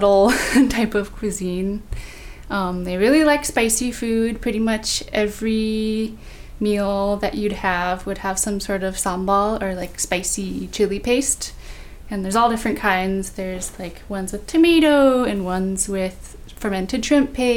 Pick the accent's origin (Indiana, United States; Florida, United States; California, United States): California, United States; Bay Area; born or raised there